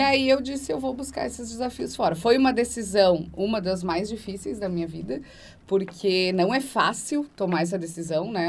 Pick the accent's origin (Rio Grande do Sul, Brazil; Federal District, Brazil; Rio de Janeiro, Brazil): Rio Grande do Sul, Brazil; Antônio Prado; Eu sou de Antônio Prado, lá no interior do Rio Grande do Sul.